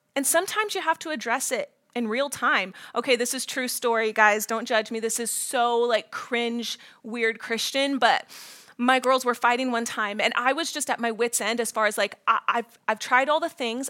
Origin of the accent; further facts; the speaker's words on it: Ohio, United States; moved away as an adult; also born or lived in Florida / Washington, D.C.; I'm from Ohio.